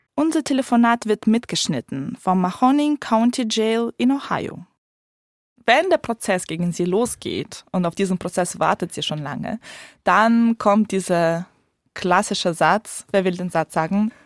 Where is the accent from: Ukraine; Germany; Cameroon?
Ukraine; moved away; Da, wo ich herkomme, in der Ukraine